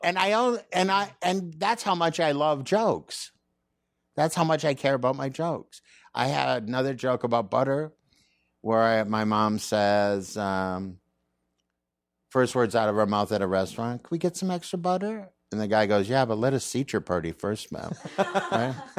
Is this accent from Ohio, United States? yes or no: no; Saint Paul, Minnesota, United States; moved away; I'm from Minnesota